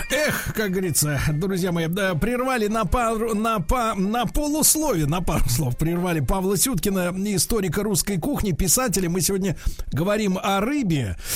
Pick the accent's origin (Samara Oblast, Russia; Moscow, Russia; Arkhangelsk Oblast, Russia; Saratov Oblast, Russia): Arkhangelsk Oblast, Russia; Arkhangelsk; Я сам из Архангельска, очень много занимался рыбой.